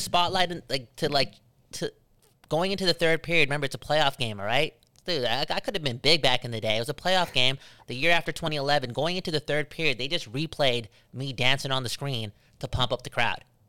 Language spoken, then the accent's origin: English; Surrey, British Columbia, Canada; I'm from Surrey. I'm from Surrey.